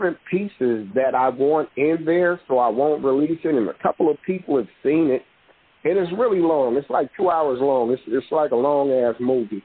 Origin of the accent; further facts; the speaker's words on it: Hayward, California, United States; I'm from Palmacia